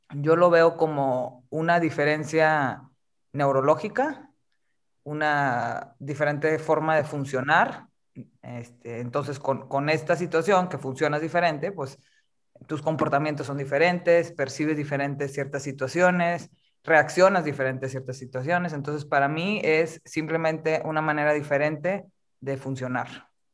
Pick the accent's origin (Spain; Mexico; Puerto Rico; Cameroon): Mexico; Monterrey, Nuevo León; now in Mexico City, Mexico; yo, soy de Monterrey originalmente, pero vivo ahorita en la Ciudad de México